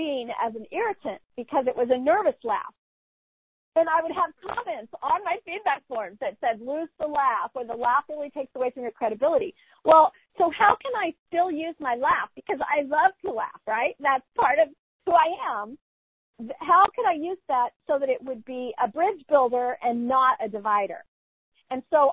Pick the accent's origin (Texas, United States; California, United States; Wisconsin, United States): California, United States; I'm a Californian. I don't use the term y'all.